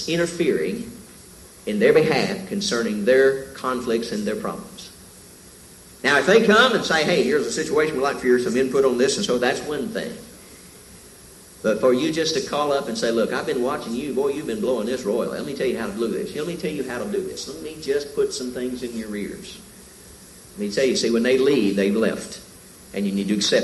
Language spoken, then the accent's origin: English; the South, United States; moved away; I came from the South